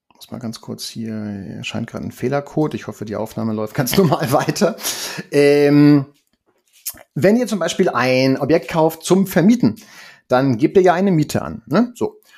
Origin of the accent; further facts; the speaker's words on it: Hamburg, Germany; Und ich bin ja in Niendorf groß geworden